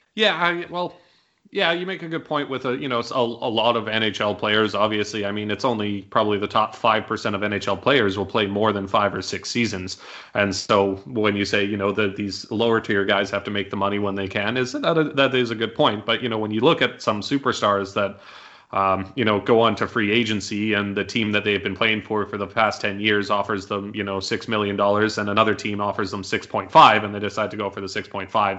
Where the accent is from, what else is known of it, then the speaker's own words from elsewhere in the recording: Canada; as a Canadian